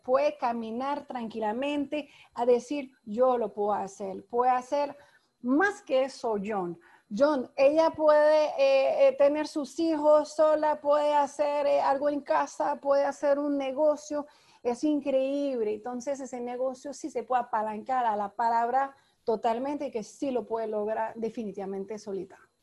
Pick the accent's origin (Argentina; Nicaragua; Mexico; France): France; moved away as an adult; now in Panama; Yo soy francesa. Llegué en tu país, en Panamá